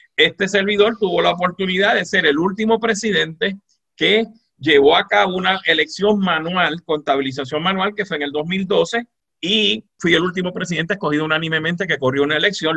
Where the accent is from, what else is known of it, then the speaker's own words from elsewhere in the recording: Moca, Puerto Rico; also born or lived in Mayagüez, Puerto Rico; soy mocano de pura cepa, eh, nací en Mayagüez, pero soy mocano de pura cepa